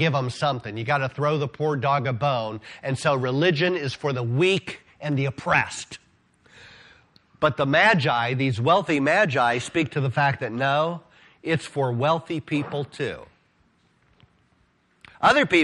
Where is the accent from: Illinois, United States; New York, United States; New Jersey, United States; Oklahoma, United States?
Illinois, United States; Decatur; I grew up on University Street on the northwest end of Decatur, the same block as where Pershing School is